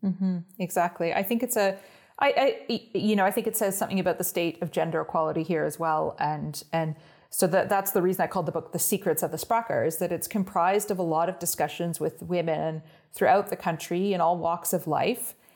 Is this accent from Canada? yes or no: yes; Ottawa, Ontario, Canada; first language English; moved away as an adult; also born or lived in Toronto, Canada / Oxford, England; now in Iceland; I grew up just outside of Ottawa, the capital of Canada, uh, in the countryside